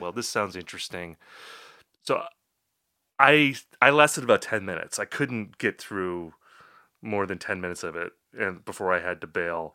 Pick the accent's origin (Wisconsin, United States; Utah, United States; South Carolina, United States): Wisconsin, United States; Appleton; That, that's my hometown, and I was living in Appleton at that time.